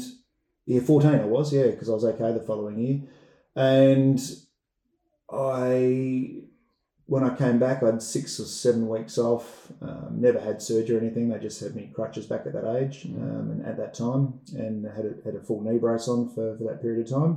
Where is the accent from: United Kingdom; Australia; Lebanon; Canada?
Australia; Gold Coast, Queensland; first game of junior club cricket was at Palm Beach. So I was a Palm Beach junior for nearly 10 years in total